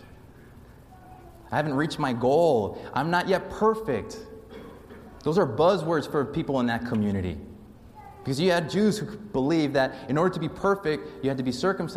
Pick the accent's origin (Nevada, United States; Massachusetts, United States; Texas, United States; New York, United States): Nevada, United States; Las Vegas; moved away; The church I grew up in Las Vegas